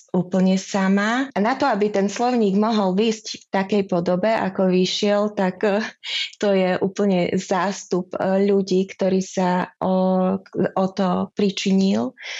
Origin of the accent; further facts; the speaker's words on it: Košice, Košice Region, Slovakia; moved away as an adult; also born or lived in Prague; now in Czech Republic; Pochádzam z Košíc